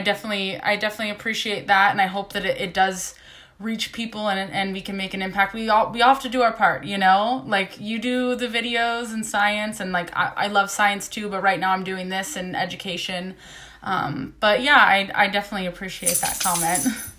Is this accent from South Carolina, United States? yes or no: no; Ohio, United States; now in California, United States; I grew up in Ohio, so neighbors to West Virginia, right. Moved around a lot. I now live in California